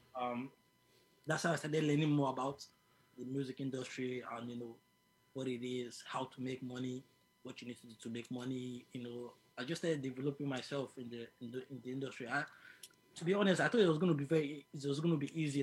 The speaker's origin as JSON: {"language": "English", "region": "Lagos", "country": "Nigeria", "tie": "born or raised there", "also_born_or_lived": "Abuja, Nigeria", "moved": "as an adult", "lives_now": "United Kingdom", "said": "I was born in Lagos, then I moved to the capital, which is Abuja."}